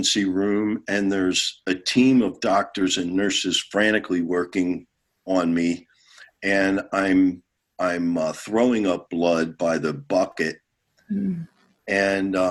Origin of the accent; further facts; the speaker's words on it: Philadelphia, Pennsylvania, United States; Philadelphia, the city of brotherly love, my hometown